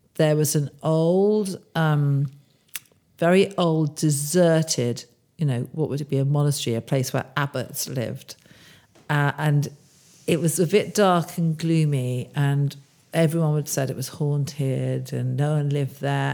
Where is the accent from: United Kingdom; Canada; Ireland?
United Kingdom; Bourne End, South East England; I grew up in Bournemouth, Buckinghamshire, not far from where I am now